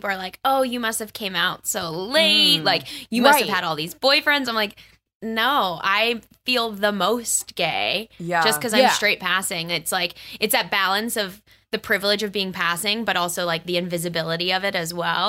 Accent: Pittsburgh, Pennsylvania, United States; born or raised there

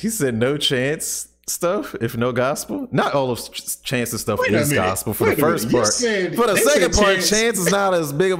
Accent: South Carolina, United States; I'm from South Carolina.

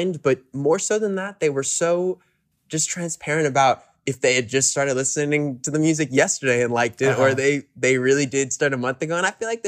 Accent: New York City, New York, United States; also born or lived in Woodstock, New York; Man, I grew up in Hell's Kitchen, New York City.

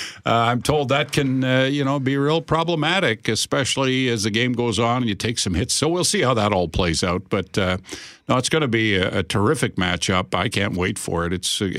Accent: Regina, Saskatchewan, Canada; moved away as an adult; also born or lived in Brandon, Manitoba; now in Winnipeg, Canada; I grew up in Regina. That's my hometown.

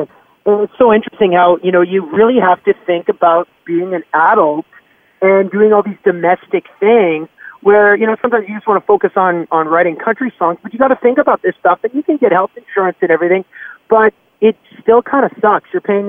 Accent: Canada; moved away as an adult; now in Nashville, United States; we're so thankful that we grew up in Canada.

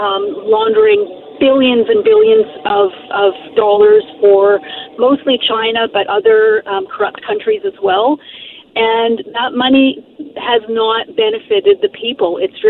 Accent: Maple Ridge, British Columbia, Canada; I'm Gen X, when I grew up in Maple Ridge

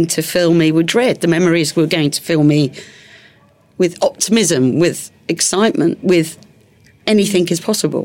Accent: London, United Kingdom; moved away as an adult; now in Hertfordshire, United Kingdom; my hometown of London after leaving on such a negative. I live in Hertfordshire now.

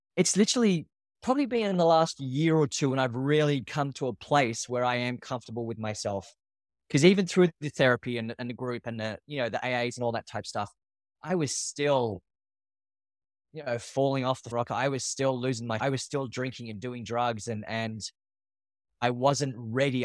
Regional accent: Australia; moved away as an adult; now in New York, United States; I'm from Australia. I do now live in New York. I've been in New York for the past twelve years.

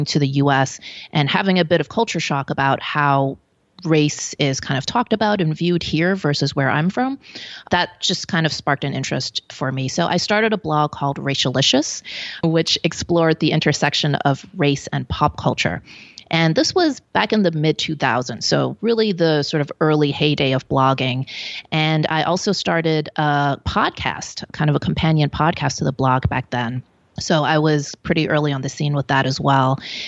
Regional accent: Hong Kong; born there; also born or lived in Belgium; So I was born in Hong Kong. My father was Belgian. My mom's Hong Kong Chinese.

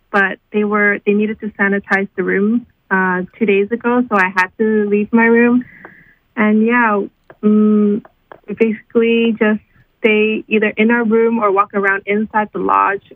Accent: Vancouver, British Columbia, Canada; I live in Vancouver, born and raised in Vancouver, British Columbia

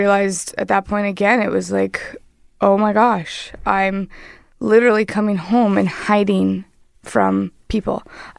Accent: Winnipeg, Manitoba, Canada; moved away as an adult; also born or lived in Ontario; Home is Winnipeg, born and raised in Winnipeg.

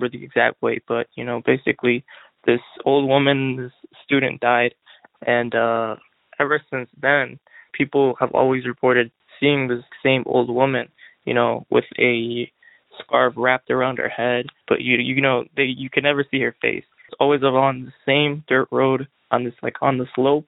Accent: Illinois, United States; I'm from Illinois

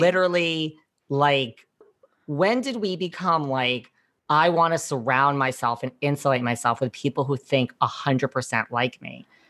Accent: New York, United States; I'm from New York

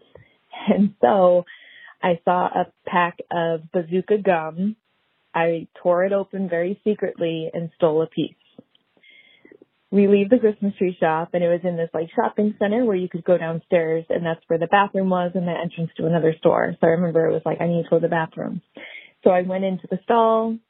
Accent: New England, United States; I was raised in New England

